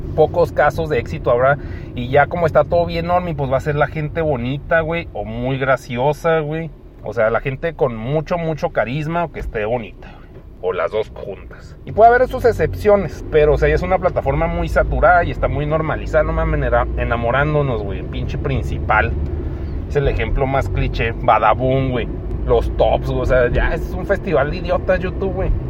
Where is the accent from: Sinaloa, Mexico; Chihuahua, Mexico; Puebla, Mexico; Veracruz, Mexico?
Chihuahua, Mexico; aquí nací y aquí voy a morir